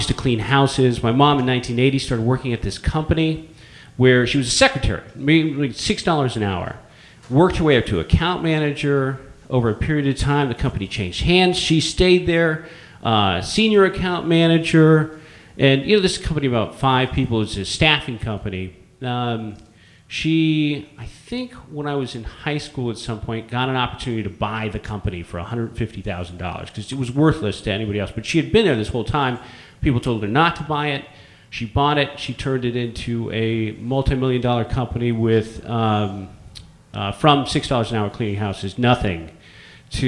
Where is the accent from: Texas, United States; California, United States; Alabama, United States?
California, United States; San Francisco; also born or lived in San Luis Obispo; growing up and born and raised in San Francisco